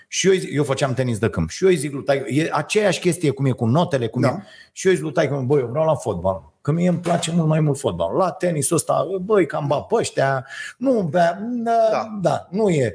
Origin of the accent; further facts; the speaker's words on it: Romania; ne-am născut în România